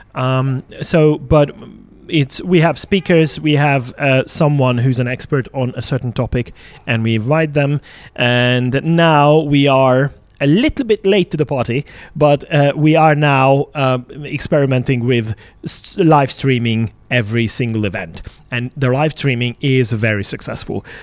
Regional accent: Hungary; born or raised there

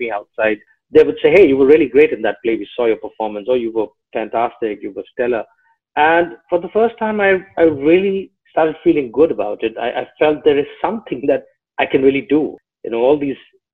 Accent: Delhi, India; moved away as an adult; also born or lived in Ghazipur, Uttar Pradesh; now in Mumbai, India; I've literally lived, educated, grown up all my life in Delhi. So yes, Delhi was home.

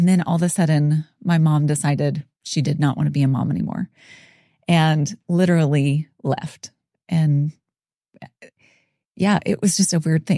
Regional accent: Dothan, Alabama, United States; also born or lived in Palatka, Florida; So I am Southern, born and raised in Alabama. Well, actually born in Florida. So born in kind of the Jacksonville area, a teeny little town called Palatka, Florida.

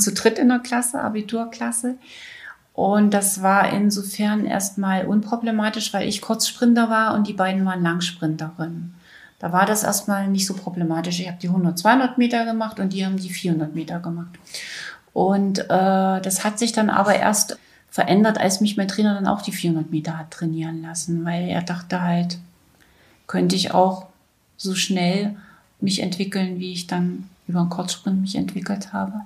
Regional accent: Weißenfels, Saxony-Anhalt, Germany; 1962 in Weißenfels in Sachsen-Anhalt geboren.

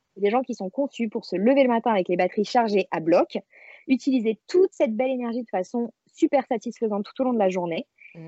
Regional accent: Marseille, Provence-Alpes-Côte d'Azur, France; moved away as an adult; now in Paris, France; je vis à Paris depuis une dizaine d'années, mais je suis marseillaise d'origine

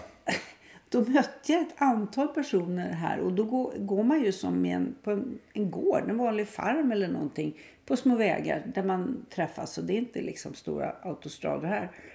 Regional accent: Stockholm, Stockholm County, Sweden; när jag var barn i Stockholm

